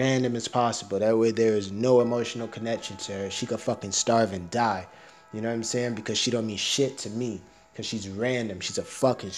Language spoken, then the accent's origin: English; United States; I'm American